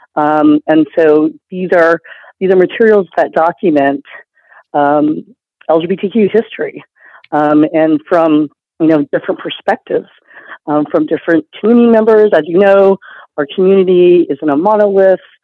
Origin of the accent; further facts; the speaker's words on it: Houston, Texas, United States; to be back in Houston, which is uh, my hometown